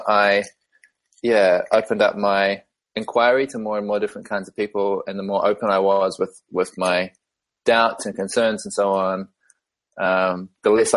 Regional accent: New Zealand; as you can tell from my accent, I was born in New Zealand and, I grew up in a really small, like outside of a small town in the countryside

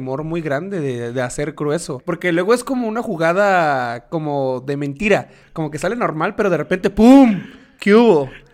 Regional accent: Tabasco, Mexico; moved away; nosotros somos de Tabasco. Bueno, no vivimos allá

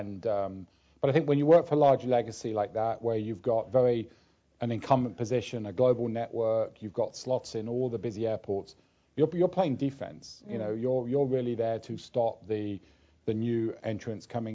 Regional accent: London, United Kingdom; I grew up in London

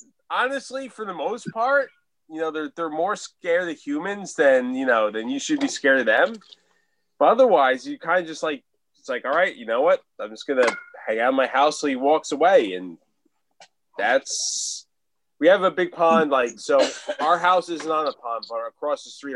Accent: New Jersey, United States; now in Florida, United States; I live in Florida now. I'm from Jersey, but I live in Florida now.

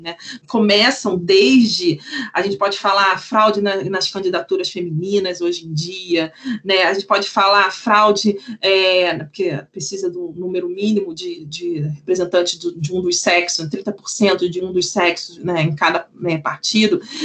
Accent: Rio de Janeiro, Brazil; eu sou do Rio de Janeiro

